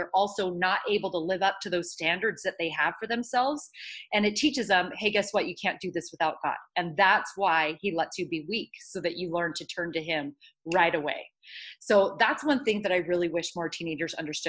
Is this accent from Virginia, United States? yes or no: no; Los Angeles, California, United States; now in Idaho, United States; I grew up in Los Angeles